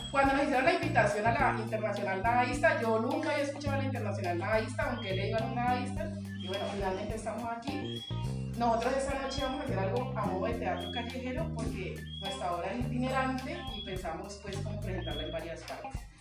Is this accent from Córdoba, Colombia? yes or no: no; Cali, Valle del Cauca, Colombia; also born or lived in Pereira, Colombia; yo no soy caleña, sino que nací en Pereira. Soy una mujer blanca, mestiza, pereirana, además del eje cafetero. Cuando tenía seis años, mi mamá emigró hacia Cali con mi hermano conmigo